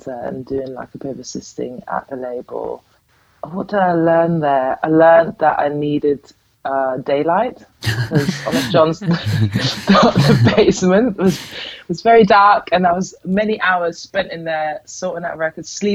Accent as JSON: {"language": "English", "town": "Amsterdam", "region": "North Holland", "country": "Netherlands", "moved": "yes", "said": "I'm originally from Amsterdam"}